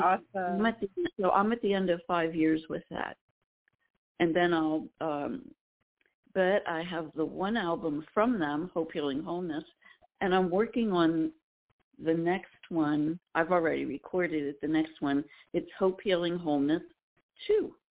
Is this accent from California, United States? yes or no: no; Lancaster County, Pennsylvania, United States; I'm from Lancaster County, Pennsylvania. I'm a Pennsylvania Dutch girl